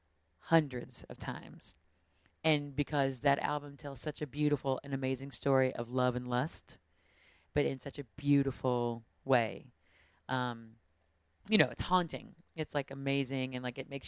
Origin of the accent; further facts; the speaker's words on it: West Virginia, United States; growing up in West Virginia